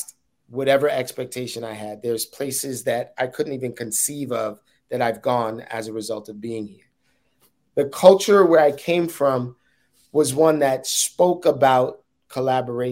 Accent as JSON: {"language": "English", "town": "New York City", "region": "New York", "country": "United States", "said": "I'm a hood dude, right? Like, I'm from Uptown, from Harlem"}